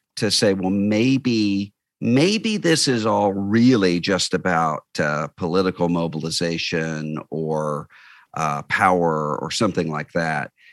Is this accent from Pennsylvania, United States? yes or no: no; Biloxi, Mississippi, United States; I grew up in Biloxi, Mississippi, uh, just over the state line from New Orleans